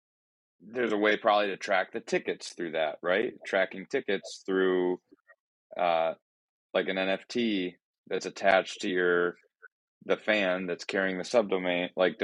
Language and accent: English; Ireland; Like I'm Irish. Yeah. I'm into this.